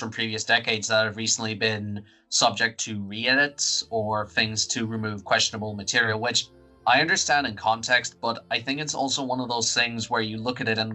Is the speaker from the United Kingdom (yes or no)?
no; Ireland; we're free white guys from Ireland